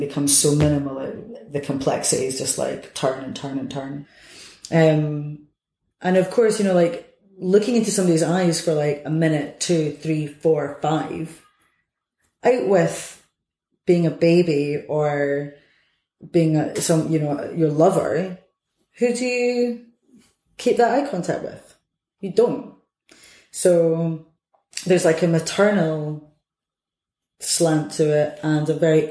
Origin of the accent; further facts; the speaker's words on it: Edinburgh, Scotland, United Kingdom; I'm from Edinburgh